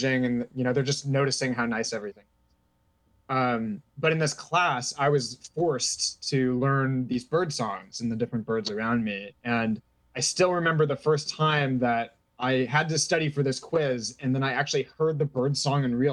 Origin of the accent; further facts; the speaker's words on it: Bay Area, California, United States; moved away as an adult; also born or lived in Madison, Wisconsin; now in Amherst, United States; I grew up in the Bay Area in California